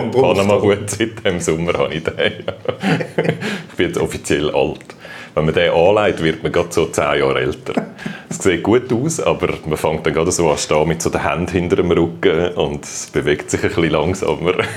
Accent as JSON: {"language": "German", "town": "Wetzikon", "region": "Zurich", "country": "Switzerland", "tie": "born or raised there", "moved": "as an adult", "lives_now": "Fehraltorf, Switzerland", "said": "Ich bin in Wetzigen aufgewachsen, wo noch ein bisschen weiter da im Zürcher Oberland ist"}